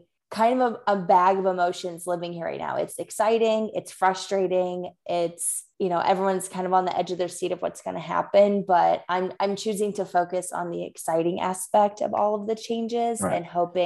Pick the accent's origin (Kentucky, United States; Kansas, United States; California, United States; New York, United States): Kansas, United States; Leawood; I am also from Leawood, Overland Park area.